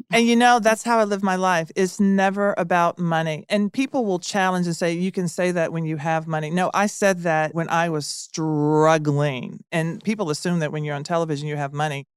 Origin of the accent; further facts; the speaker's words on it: Nashville, Tennessee, United States; I grew up in Nashville